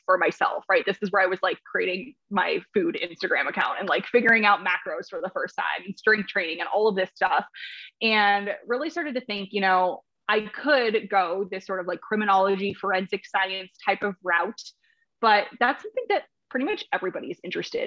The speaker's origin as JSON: {"language": "English", "region": "Minnesota", "country": "United States", "tie": "born or raised there", "said": "I'm actually from Minnesota. So I grew up in Minnesota"}